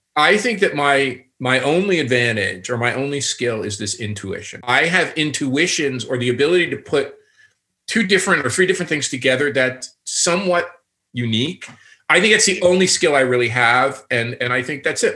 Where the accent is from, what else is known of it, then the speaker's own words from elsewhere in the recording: Newark, New Jersey, United States; now in Toronto, Canada; I'm a kid from Newark, and um, if you guys know Newark, it's a city outside of New York City that's been very depressed